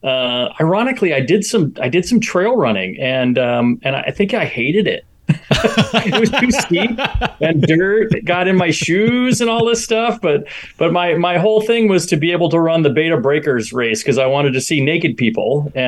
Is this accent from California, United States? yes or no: yes; Point Reyes, California, United States; moved away as an adult; now in Raleigh, United States; I grew up in Northern California, actually. Most of my childhood in a very small town called Point Reyes, out on the coast north of San Francisco. Beautiful area.